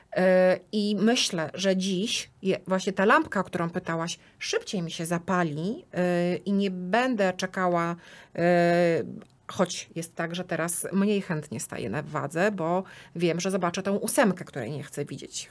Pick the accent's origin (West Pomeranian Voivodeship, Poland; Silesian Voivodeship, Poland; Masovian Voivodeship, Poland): Masovian Voivodeship, Poland; Płock; pochodzę z Płocka